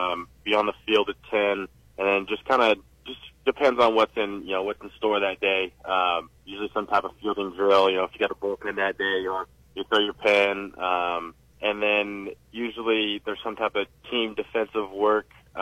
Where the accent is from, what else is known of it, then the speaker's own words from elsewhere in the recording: California, United States; Yeah, so I was always an Angels fan growing up.